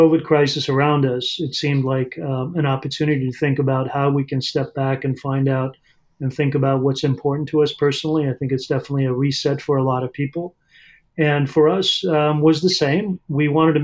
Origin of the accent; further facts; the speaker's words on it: Southern California, United States; moved away as an adult; also born or lived in Iran / Arizona / New York / Chicago; now in Louisville, United States; I was born in Iran and grew up in Southern California